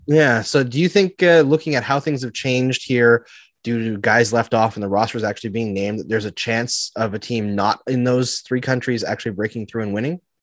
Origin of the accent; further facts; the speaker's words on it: Canada; I'm Canadian.